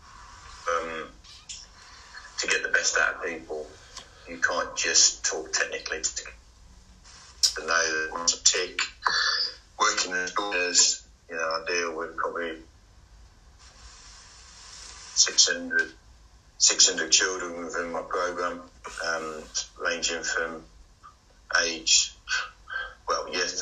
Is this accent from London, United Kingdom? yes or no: no; Stourbridge, West Midlands, United Kingdom; I'm born in Stourbridge